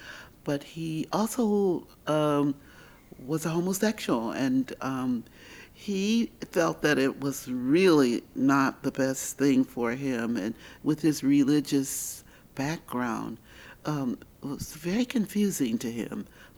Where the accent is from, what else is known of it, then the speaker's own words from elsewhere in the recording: Chicago, Illinois, United States; I'm from Chicago